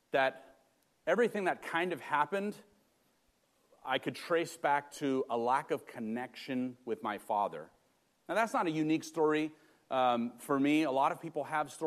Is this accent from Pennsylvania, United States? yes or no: no; Los Angeles, California, United States; moved away; I grew up in Los Angeles in the inner city, very blue-collar neighborhood and family